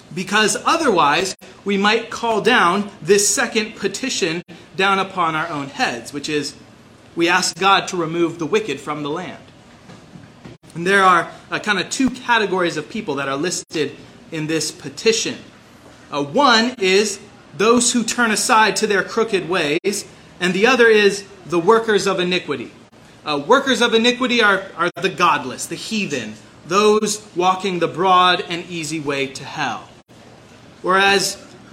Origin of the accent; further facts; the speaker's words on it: Kitsap Peninsula, Washington, United States; also born or lived in Seattle; I was born in Seattle, raised in Kitsap Peninsula